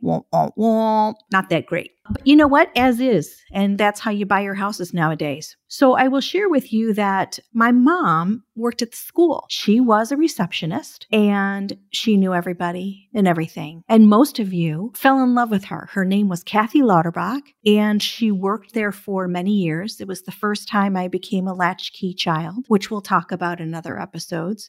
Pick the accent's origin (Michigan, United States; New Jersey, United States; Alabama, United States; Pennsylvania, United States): Michigan, United States; Birmingham; I grew up in Michigan and I went to Birmingham Groves High School